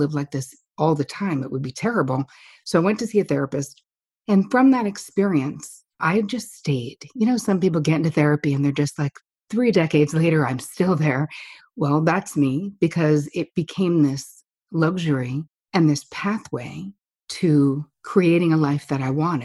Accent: New Jersey, United States; now in New York, United States; I am from New Jersey

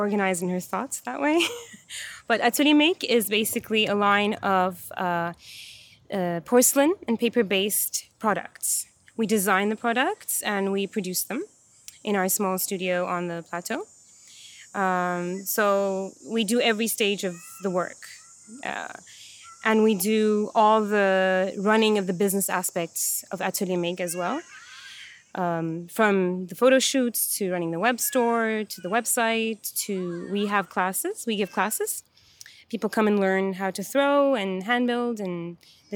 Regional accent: Istanbul, Turkey; moved away as an adult; also born or lived in Vancouver, Canada; now in Montreal, Canada; So I was born and raised in Istanbul, in Turkey. And when I was 19, I went to school in Vancouver.

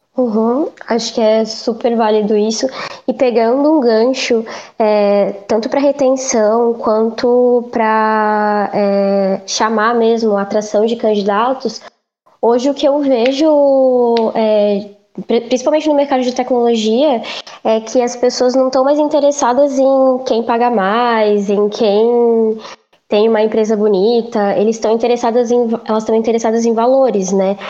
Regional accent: interior of São Paulo, Brazil; moved away as an adult; now in Florianópolis, Brazil; eu sou do interior de São Paulo. É, eu vim para Floripa em 2015 fazer psicologia na Federal

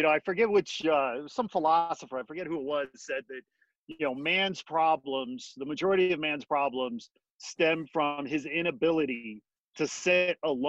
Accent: Midwest, United States; also born or lived in Gary, Indiana; And grew up outside Chicago, about 40 miles on the shore of Lake Michigan.

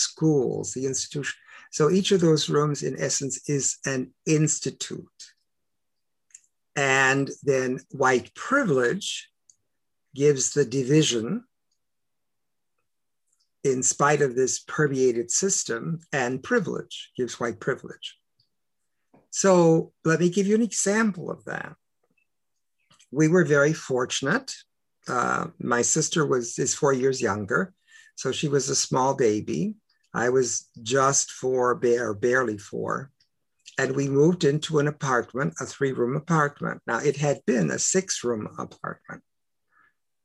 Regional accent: Detroit, Michigan, United States; first language English; I was born in Detroit, Michigan, and we are longtime Detroiters.

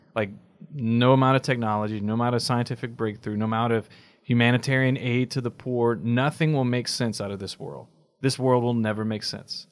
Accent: United States; as American Catholics, our biggest dis-, disadvantage is our expectation of work and output.

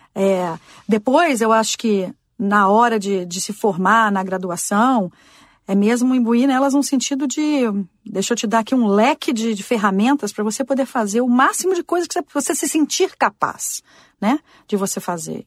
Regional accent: Brazil; moved away as an adult; also born or lived in Washington; now in United States; crescendo no Brasil

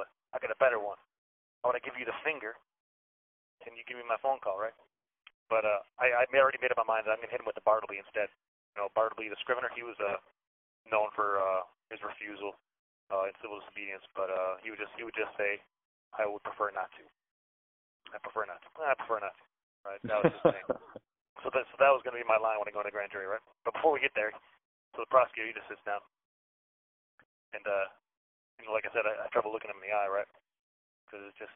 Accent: Chicago, Illinois, United States; I'm from Chicago.

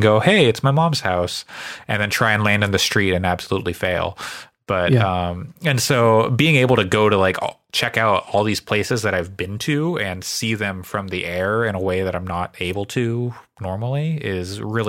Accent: Pacific Northwest, United States; now in Japan; Because I live in Japan now, but I'm from the Pacific Northwest and like West Coast.

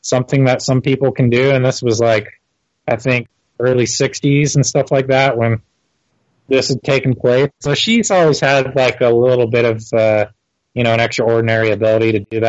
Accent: Torrance, California, United States; now in Utah, United States; I was born in Torrance, California.

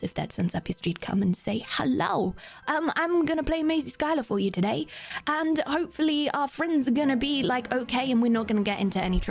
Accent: United Kingdom; I'm very British and very ginger.

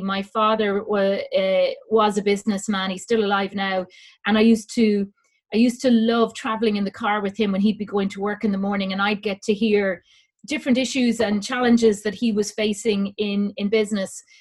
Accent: Dublin, Leinster, Ireland; now in Kildare, Ireland; I was brought up in Dublin, lived in Dublin all my life.

